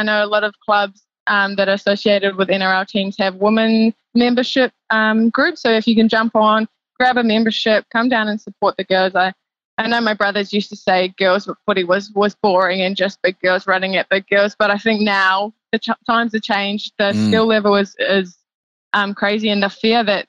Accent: New Zealand; now in Australia; I'm from New Zealand

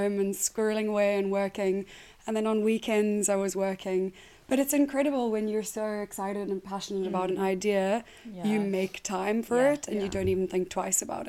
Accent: South Africa; moved away as an adult; now in United Kingdom; I am South African and I moved here 8 years ago

